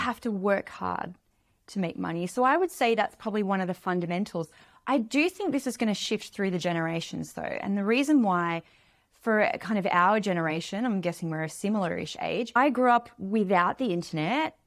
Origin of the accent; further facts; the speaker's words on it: Australia; I grew up in Australia in a small town, a small beach town